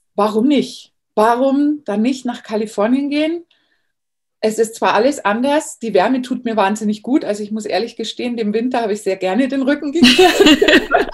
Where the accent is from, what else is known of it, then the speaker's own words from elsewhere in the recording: Bavaria, Germany; moved away as an adult; now in California, United States; ich bin in Bayern groß geworden